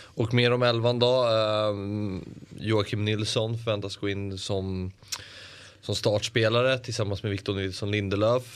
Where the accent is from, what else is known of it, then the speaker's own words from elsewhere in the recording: Sweden; som svensk